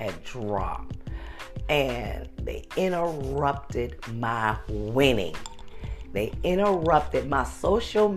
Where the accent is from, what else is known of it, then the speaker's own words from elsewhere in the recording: Beaufort, South Carolina, United States; moved away; I was born and raised in Beaufort, South Carolina